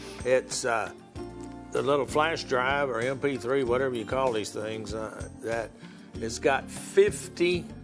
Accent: Texas, United States; Being born and raised in Texas

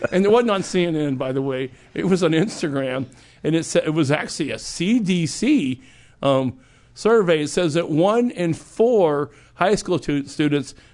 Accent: Texas, United States; I'm from Texas, technically.

